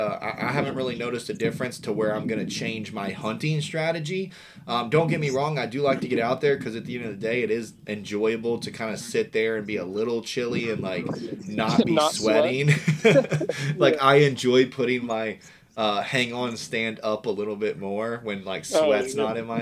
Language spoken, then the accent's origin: English; West Virginia, United States; now in Florida, United States; I grew up in Western Virginia